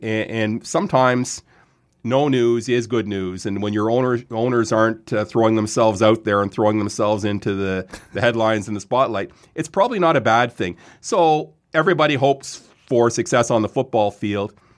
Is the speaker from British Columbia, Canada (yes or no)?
no; Lindsay, Ontario, Canada; also born or lived in Quebec / Vaudreuil; moved to Lindsay when I was eight.